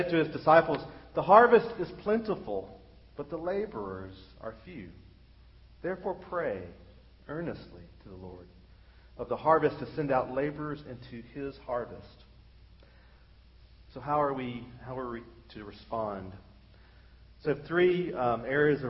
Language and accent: English; United States; being an American